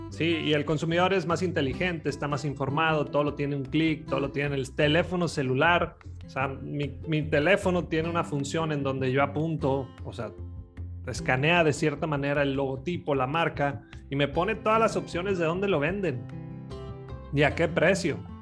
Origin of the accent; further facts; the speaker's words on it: Los Mochis, Sinaloa, Mexico; yo soy de Los Mochis, Sinaloa